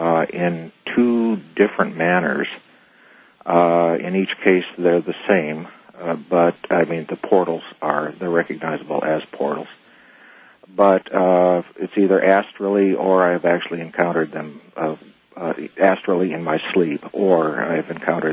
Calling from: Phoenix, Arizona, United States; I'm calling from Phoenix.

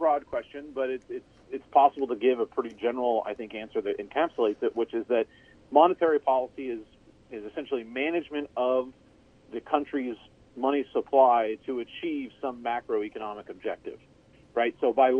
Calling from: San Angelo, Texas, United States; I'm calling in from San Angelo, Texas, which is in west central Texas. So basically somewhere between Lubbock and San Antonio in a north-south direction.

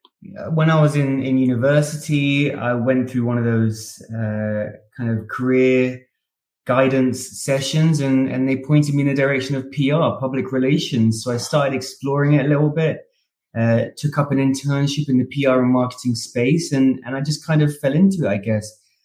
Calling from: Austin, Texas, United States; I am Austin in Texas.

